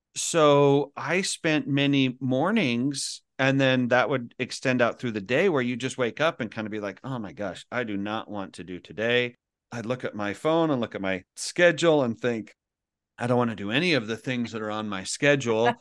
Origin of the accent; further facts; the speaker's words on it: Kaysville, Utah, United States; moved away as an adult; also born or lived in Philippines; I grew up in Kaysville, Utah